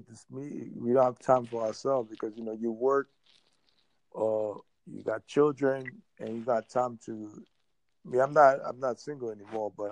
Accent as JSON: {"language": "English", "town": "Jacksonville", "region": "Florida", "country": "United States", "said": "Florida, Jacksonville, Florida, North Florida"}